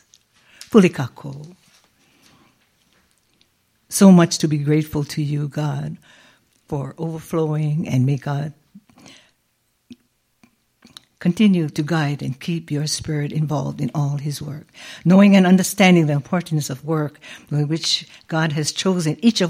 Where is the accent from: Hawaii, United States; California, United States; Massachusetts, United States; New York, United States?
Hawaii, United States; now in Las Vegas, United States; We are from Hawaii